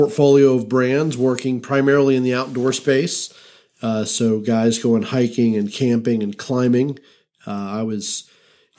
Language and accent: English; Atlanta, Georgia, United States; I'm from Atlanta.